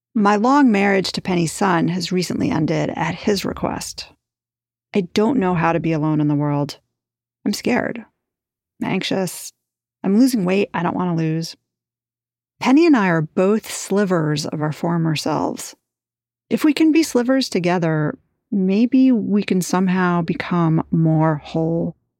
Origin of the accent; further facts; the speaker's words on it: New York, United States; I grew up in New York